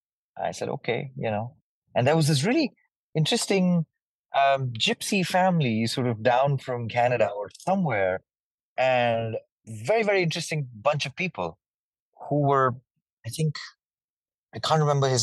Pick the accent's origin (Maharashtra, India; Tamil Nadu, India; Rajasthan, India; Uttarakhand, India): Uttarakhand, India; Dehradun; moved away as an adult; also born or lived in Delhi / Lucknow / Mumbai; I was born in Delhi, which is the capital of India. But I was never raised there. I was raised in a small city called Lucknow, which is in Uttar Pradesh, for a little part of my life. After which I switched and went to a city called Dehradun, which is in the mountains. It was a boarding school